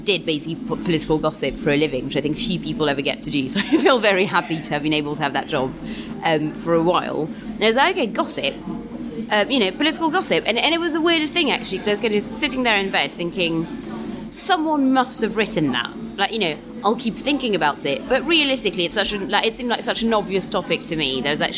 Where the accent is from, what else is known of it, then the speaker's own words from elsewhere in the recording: London, United Kingdom; And I kind of live up the road anyway, so I'm South Londoner.